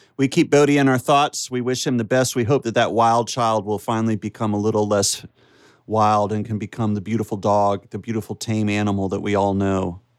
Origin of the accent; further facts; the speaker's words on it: United States; accent: American; my regular American accent